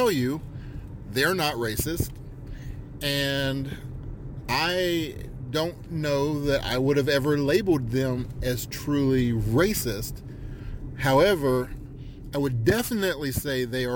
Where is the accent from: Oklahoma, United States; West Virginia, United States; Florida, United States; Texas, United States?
West Virginia, United States; South Charleston; growing up in South Charleston, West Virginia